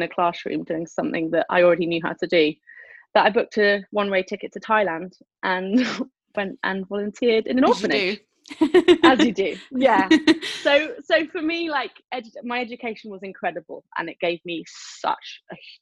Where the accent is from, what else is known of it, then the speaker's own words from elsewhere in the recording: the Cotswolds, South West England, United Kingdom; I was raised in the Cotswolds